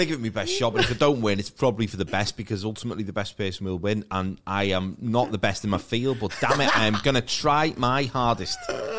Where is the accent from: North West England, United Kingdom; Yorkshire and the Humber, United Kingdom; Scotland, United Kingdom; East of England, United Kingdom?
North West England, United Kingdom; Maghull; I grew up in McGull, and next to it was Kirby.